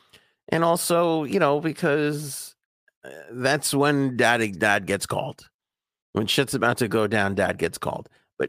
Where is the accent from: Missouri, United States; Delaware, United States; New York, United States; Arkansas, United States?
New York, United States; Queens; Cuddles and I were joking that we never had this shit when we were growing up in Queens.